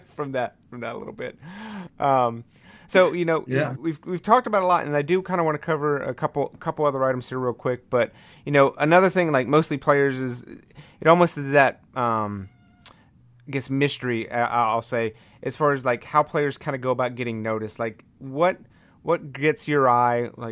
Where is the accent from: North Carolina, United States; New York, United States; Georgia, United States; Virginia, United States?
North Carolina, United States; I grew up in North Carolina.